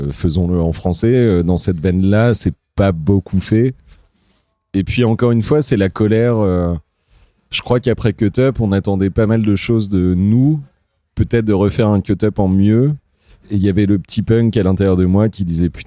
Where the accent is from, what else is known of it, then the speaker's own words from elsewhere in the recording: Évreux, Normandy, France; on vient d'Evreux quoi.